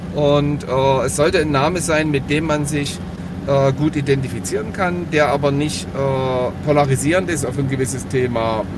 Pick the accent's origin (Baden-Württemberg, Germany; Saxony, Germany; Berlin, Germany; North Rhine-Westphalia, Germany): Saxony, Germany; Dresden; Ich bin in Dresden groß geworden